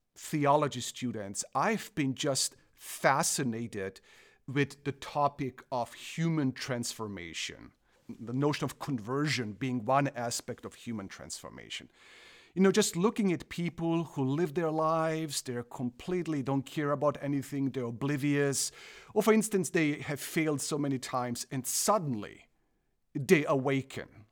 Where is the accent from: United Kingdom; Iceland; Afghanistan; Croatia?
Croatia; English is a second language; moved away as an adult; also born or lived in Germany / South Africa / Illinois, United States; now in Michigan, United States; I, I am originally from Croatia, grew up in Germany the first part of my life, moved back to former Yugoslavia, which then became Croatia.